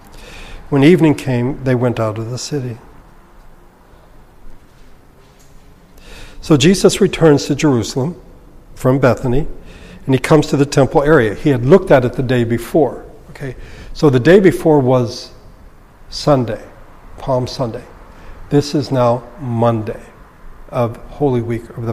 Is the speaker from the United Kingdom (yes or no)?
no; Philippines; now in Los Angeles, United States; When I was growing up in the Philippines